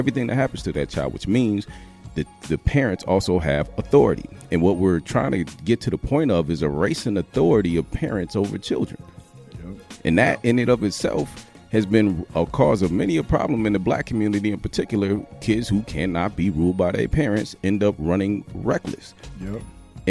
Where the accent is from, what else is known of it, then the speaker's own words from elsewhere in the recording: Mississippi, United States; I was born in Mississippi, right? A little small Delta town